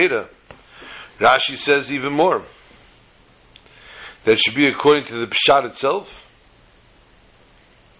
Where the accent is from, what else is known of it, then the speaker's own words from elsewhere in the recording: New York City, New York, United States; the block that I grew up on in Borough Park, Brooklyn